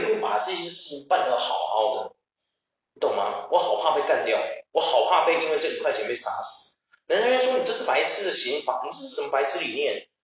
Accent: Taiwan; 极度讽刺我们台湾的军警

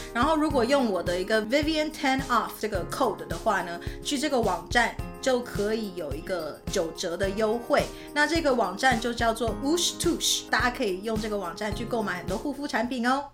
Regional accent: Canada; moved away as an adult; also born or lived in Taiwan / Utah / New York / Japan; 其实我是在台湾生的，但是我是在加拿大长大的

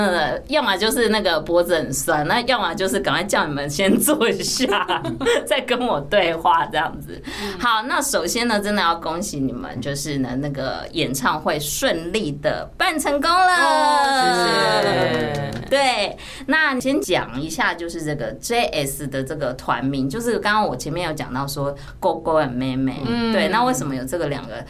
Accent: Kaohsiung, Taiwan; 我是高雄人，

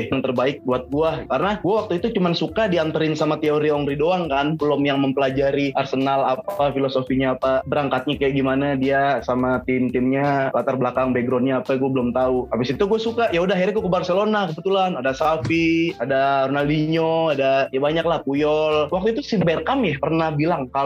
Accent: Jakarta, Indonesia; oh masuk sama daerah gue Petamburan Tanah Abang kayak gitu oh masuk

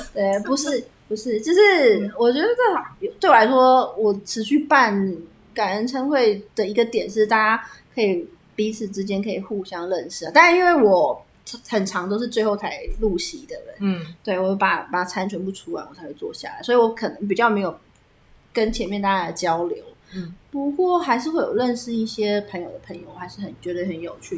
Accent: Taipei, Taiwan; also born or lived in Tainan; 我是台北人嗯。然后我是去台南读书

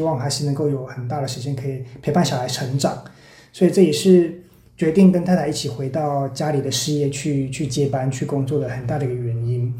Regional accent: Taichung, Taiwan; 回到台中，我的故乡

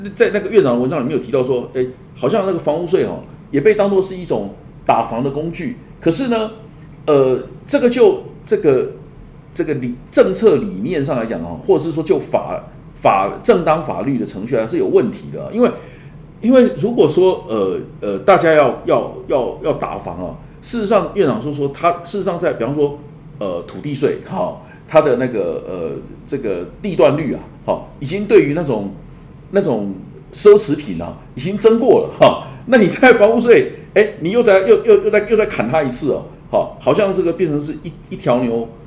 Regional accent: Tainan, Taiwan; 我的故乡台南市

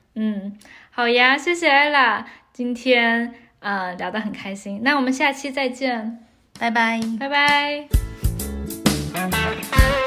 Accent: southern China, China; 像我们南方人

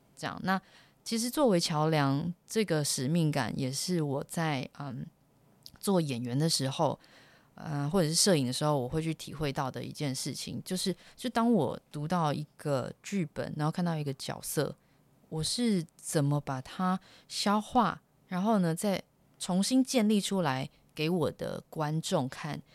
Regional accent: Taiwan; first language Chinese; moved away as an adult; also born or lived in United States; 十八年来你都是在，呃，台湾长大，那学习的语言就是中，你是中文做母语的

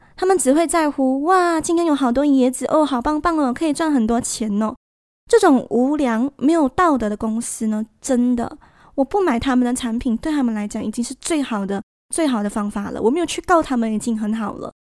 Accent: Malaysia; 那我会趁这个长假回我的家乡

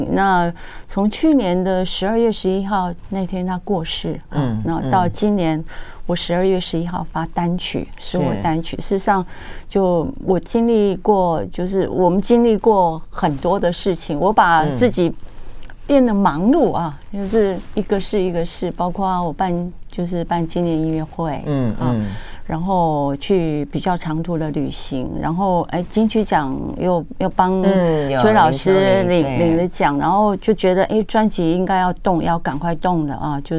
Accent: Taiwan; first language Taiwanese Hokkien; 因为台语是我的母语嘛。嗯，我也写了这么多的台语歌曲

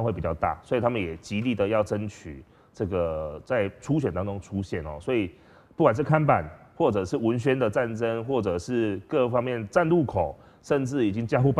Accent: Pingtung City, Pingtung County, Taiwan

